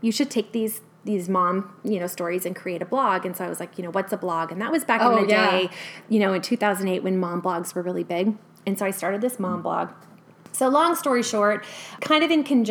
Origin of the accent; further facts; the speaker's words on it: California, United States; moved away as an adult; now in Boise, United States; born and raised in California